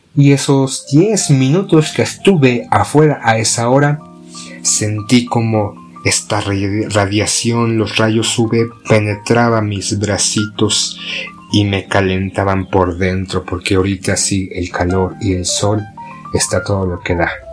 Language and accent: Spanish; Mexico; Somos mexicanos